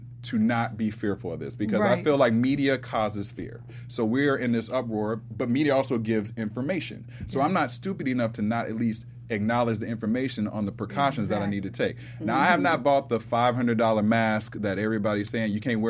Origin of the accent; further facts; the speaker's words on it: Ohio, United States; from Ohio, so Dave is from my hometown.